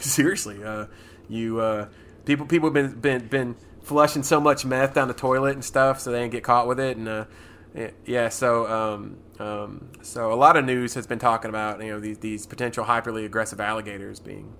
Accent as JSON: {"language": "English", "area": "near Circle B Bar Reserve", "region": "Florida", "country": "United States", "tie": "born or raised there"}